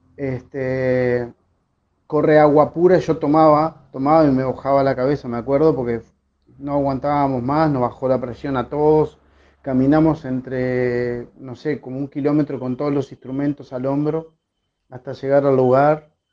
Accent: Montevideo, Uruguay; de Sayago, Montevideo, Uruguay

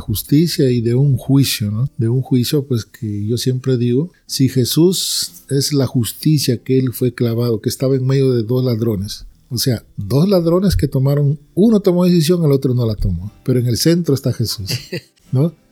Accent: Peru; moved away as an adult; also born or lived in New Orleans, Louisiana / Florida; now in United States; yo soy de Perú, pero radico aquí en Estados Unidos ya 23 años

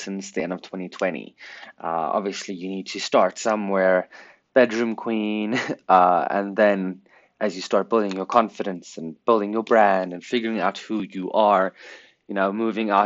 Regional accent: Pretoria, Gauteng, South Africa; I was born in Pretoria, South Africa on the 24th of December, 1999.

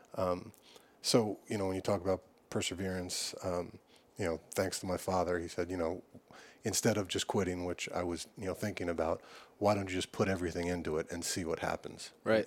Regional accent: Long Island, New York, United States; I grew up on Long Island

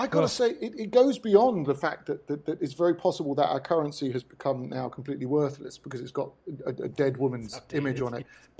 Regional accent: United Kingdom; moved away as an adult; also born or lived in London; now in Buenos Aires, Argentina

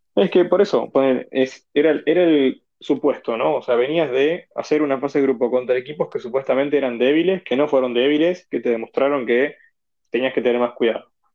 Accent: Argentina; me tomo como argentino

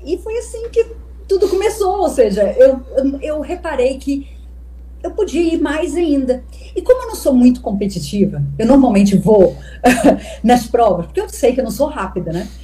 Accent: Minas Gerais, Brazil; now in Madeira, Portugal; sou de Minas Gerais, não tinha mar

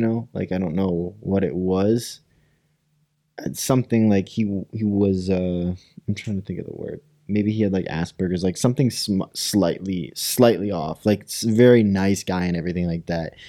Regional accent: Rockford, Illinois, United States; we're from Rockford

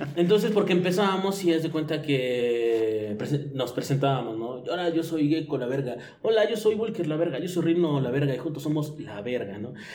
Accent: Mexico City, Mexico; soy chilango

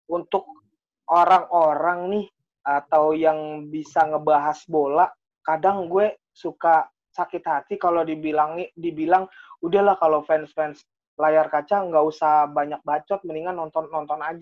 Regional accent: Tegal, Central Java, Indonesia; Pokoknya yang yang saya ingat gue orang Tegal dah

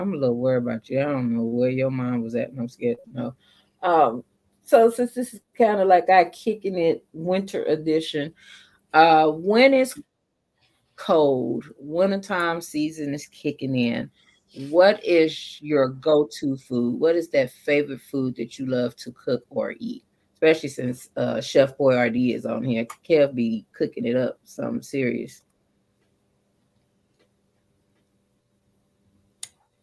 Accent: San Antonio, Texas, United States; also born or lived in Dallas, Texas / McKinney, Texas / Plano, Texas; I'm from San Antonio

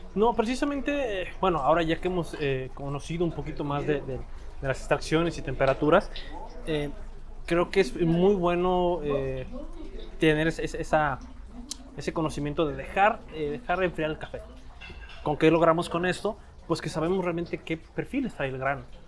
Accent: Mexico; nosotros como, como mexicanos

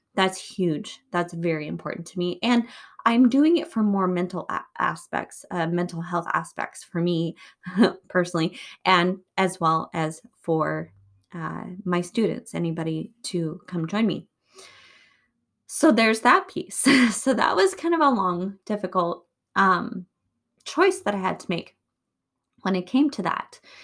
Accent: United States

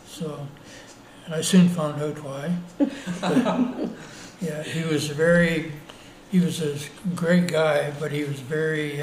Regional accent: Palmerston, Ontario, Canada; moved away as an adult; also born or lived in Elmira, Ontario / Toronto; now in Sault Ste. Marie, Canada; I was born in Palmerston, Ontario.

